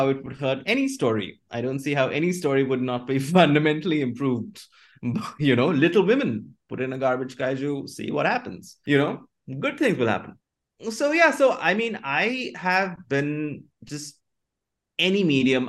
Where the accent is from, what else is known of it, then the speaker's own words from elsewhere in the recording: Kolkata, West Bengal, India; Kolkata is the city where I grew up